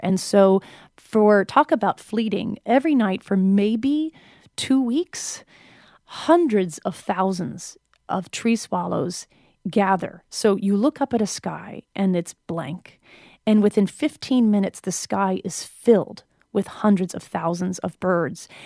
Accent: New Hampshire, United States; I spent twenty years growing up in New England

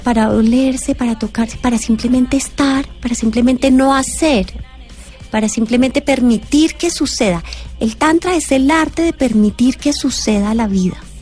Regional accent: Colombia; en este ser que soy, que nace en Colombia, en esta familia particular

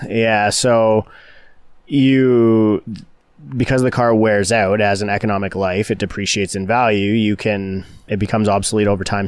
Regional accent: Canada; as a Canadian

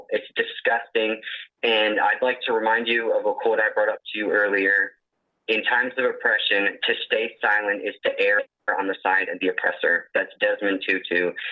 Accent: Grand Rapids, Michigan, United States; I'm from Grand Rapids.

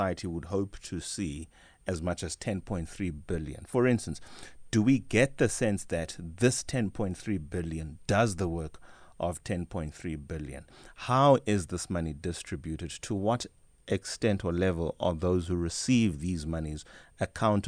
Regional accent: Eastern Cape, South Africa; now in Gauteng, South Africa; I'm a boy from the Eastern Cape, but operating exclusively from Gauteng

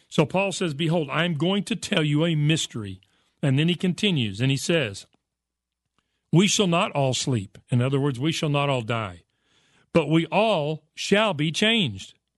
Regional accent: United States; I'm an American and I speak English

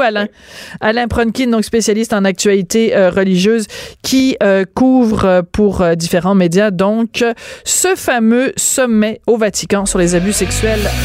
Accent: Quebec, Canada; chez nous, à Québécois

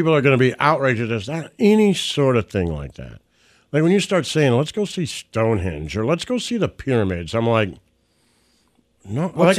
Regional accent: Detroit, Michigan, United States; I grew up in Detroit.

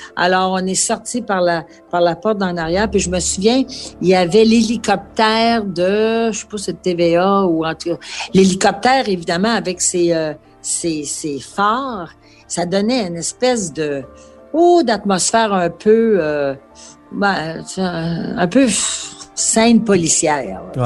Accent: Quebec, Canada; nous sommes québécois et nous sommes fiers de l'être

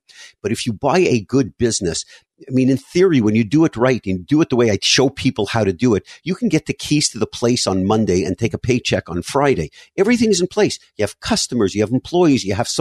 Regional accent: Montreal, Quebec, Canada; moved away as an adult; now in South Florida, United States; I grew up in Montreal, spent 35 years there before relocating to South Florida

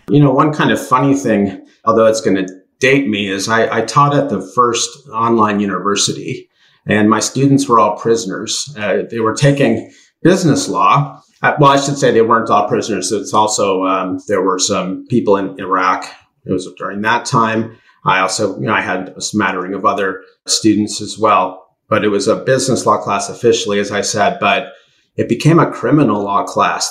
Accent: United States; I'm American

